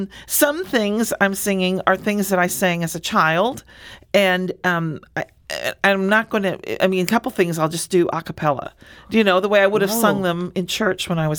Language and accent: English; Springfield, Illinois, United States; born there; I was born in Springfield. My family is all from Southern Illinois, in Alexander and Jackson County